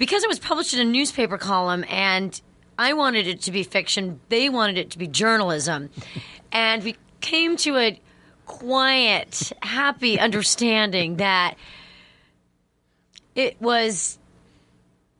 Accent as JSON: {"language": "English", "region": "Connecticut", "country": "United States", "said": "I'm from Connecticut"}